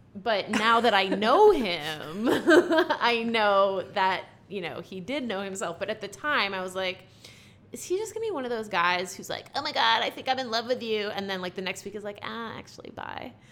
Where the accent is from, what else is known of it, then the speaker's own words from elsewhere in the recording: Boston, Massachusetts, United States; I'm from Boston